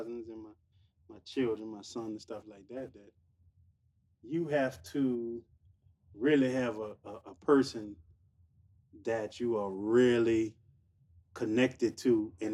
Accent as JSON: {"language": "English", "area": "Seventh Ward", "region": "Louisiana", "country": "United States", "said": "I'm from the Seven Wall"}